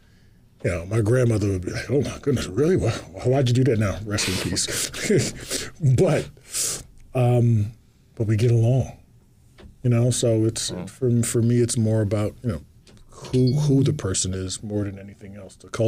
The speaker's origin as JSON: {"language": "English", "town": "Atlantic City", "region": "New Jersey", "country": "United States", "tie": "born or raised there", "also_born_or_lived": "Spain", "moved": "yes", "said": "I'm from Atlantic City, New Jersey, which was predominantly black, but our high school was pretty diverse"}